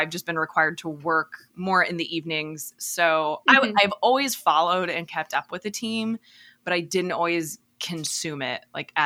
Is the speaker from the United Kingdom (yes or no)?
no; right outside of Peoria, Illinois, United States; I grew up like right outside of Peoria, Illinois